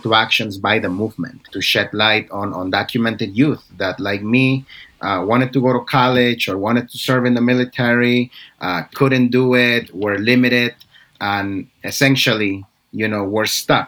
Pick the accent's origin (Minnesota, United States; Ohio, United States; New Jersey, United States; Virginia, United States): New Jersey, United States; I grew up in New Jersey